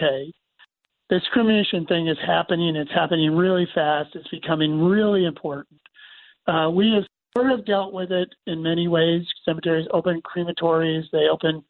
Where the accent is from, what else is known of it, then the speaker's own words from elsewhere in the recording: Syracuse, New York, United States; I grew up in Syracuse in this cemetery, 200-acre cemetery.